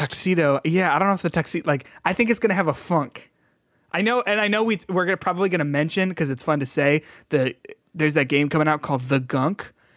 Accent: Midwest, United States; we're from the Midwest

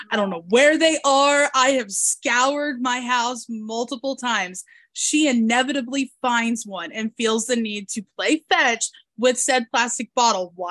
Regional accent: Kentucky, United States; accent: thick Kentucky Southern; I grew up in uh, the Midwest and the southern states in the United States and I fight my natural accent a lot. My natural accent is that that thick Kentucky, you know, Southern accent, and I fight it so much because I hate it.

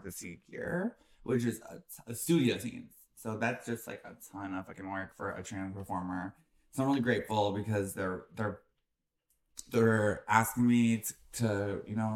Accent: Chagrin Falls, Ohio, United States; moved away; also born or lived in Cleveland, Ohio; I was in my hometown, which is this little shitty town in Ohio called Chagrin Falls, Ohio

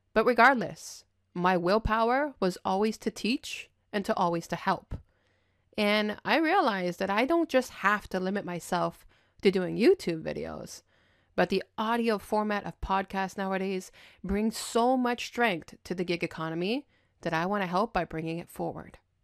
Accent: Montreal, Quebec, Canada; I'm born and raised in Montreal, Quebec

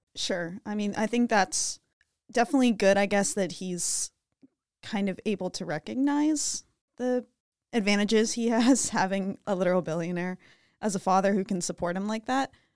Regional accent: Pittsburgh, Pennsylvania, United States; I'm from Pittsburgh

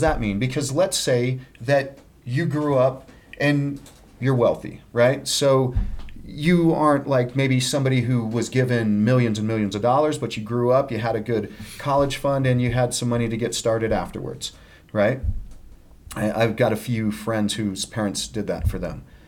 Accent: Littleton, Colorado, United States; I grew up in Littleton, Colorado

